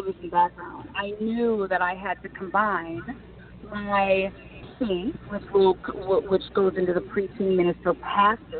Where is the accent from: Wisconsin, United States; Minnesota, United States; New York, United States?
Minnesota, United States; moved away as an adult; also born or lived in Philadelphia; I was born and raised in Minnesota